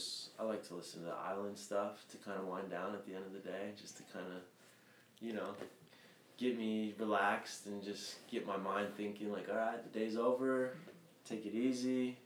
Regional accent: Reno, Nevada, United States; now in San Francisco, United States

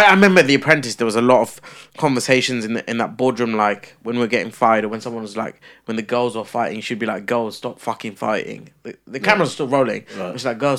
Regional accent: London, United Kingdom; They're filming in London. I'm from London.

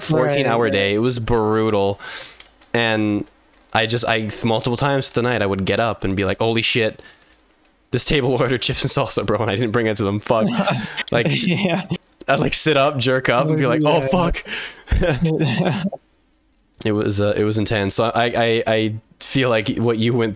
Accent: Canada; I'm in Canada. I'm in the like very center of Canada

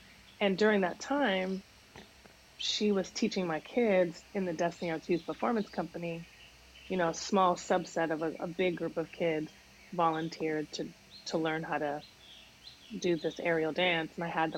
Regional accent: Canada; moved away as an adult; also born or lived in Bahamas; now in United States; And I grew up in Canada, in the Bahamas, and then came to the States when I was 19. So three countries, you know, in 20 years

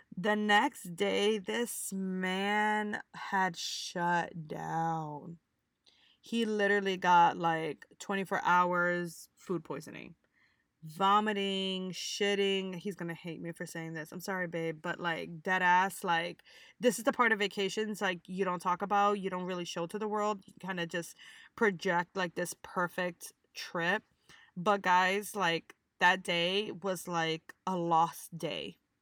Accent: United States; we're American

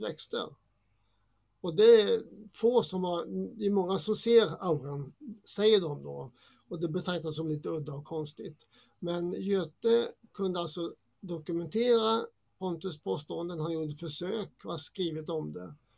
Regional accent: Småland, Sweden; jag är uppväxt i Småland som har mycket mm. träd

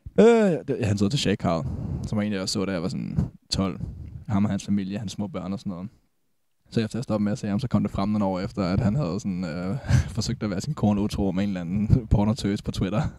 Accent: Falster, Zealand, Denmark; vi er fra Falster

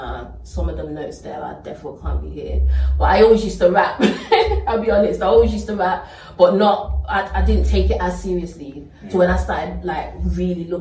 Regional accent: United Kingdom; I was born in the UK

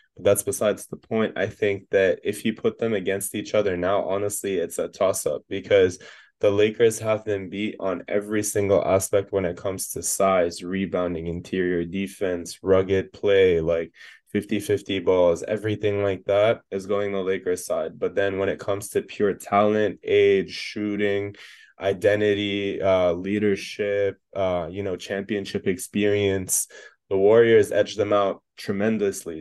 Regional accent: Canada; now in United States; I'm Canadian

